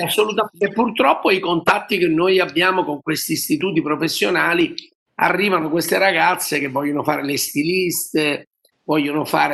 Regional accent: Naples, Campania, Italy; noi siamo, noi poi siamo, siamo napoletani

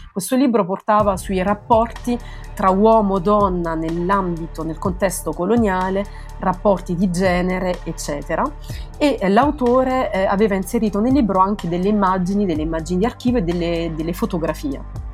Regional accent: Italy; moved away as an adult; now in Limoges, France; dover lasciare il mio paese

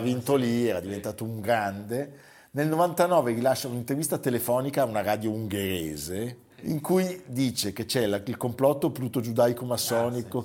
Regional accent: Lugano, Ticino, Switzerland; accent: Luganese; il mio accento però si è fatto luganese

